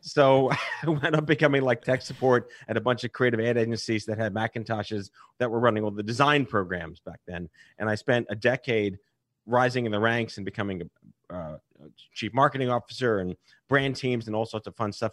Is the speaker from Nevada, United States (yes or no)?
no; New York, United States; I was born and raised in New York.